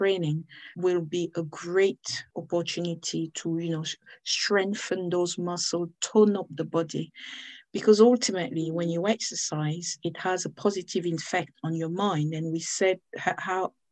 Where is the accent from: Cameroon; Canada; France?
Cameroon; now in United Kingdom; I'm from Cameroon, but I live in the United Kingdom.